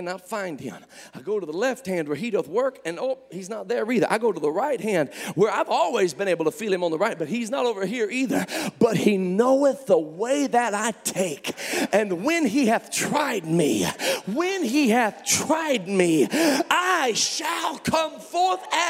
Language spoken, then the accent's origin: English; Memphis, Tennessee, United States; I was born in Memphis, Tennessee